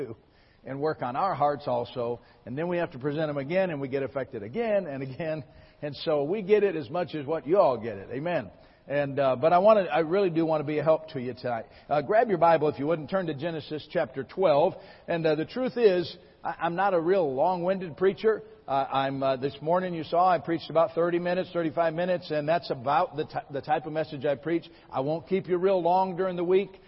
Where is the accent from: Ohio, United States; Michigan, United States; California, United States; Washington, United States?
Michigan, United States; moved away as an adult; now in Lawrence, Kansas, United States; I was born and raised in Michigan